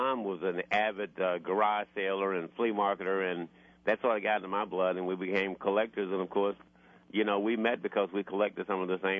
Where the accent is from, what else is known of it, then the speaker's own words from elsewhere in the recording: Memphis, Tennessee, United States; moved away as an adult; now in New Orleans, United States; Actually, I grew up in Memphis.